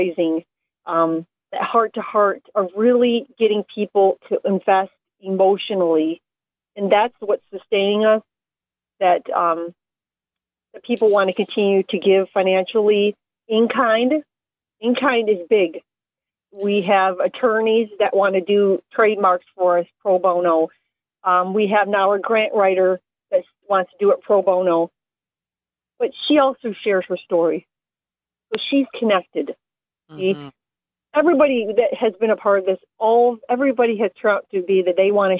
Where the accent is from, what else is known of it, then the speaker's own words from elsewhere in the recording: Taylor, Michigan, United States; my hometown of Taylor, Michigan